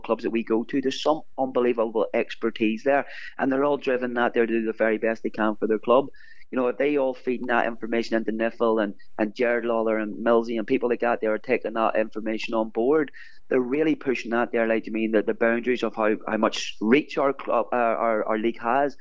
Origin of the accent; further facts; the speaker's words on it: Larne, Northern Ireland, United Kingdom; here in my hometown